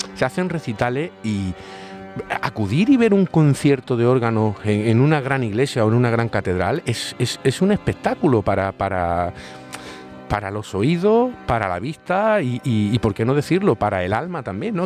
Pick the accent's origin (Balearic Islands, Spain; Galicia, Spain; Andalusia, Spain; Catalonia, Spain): Andalusia, Spain; Málaga; uno es malagueño